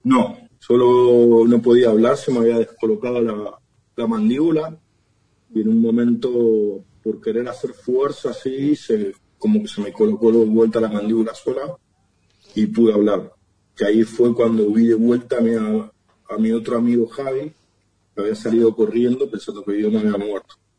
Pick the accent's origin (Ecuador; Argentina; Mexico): Argentina; Ramos Mejía, Buenos Aires Province; moved away as an adult; also born or lived in Barcelona, Spain; De, Buenos Aires, de Ramón Mejía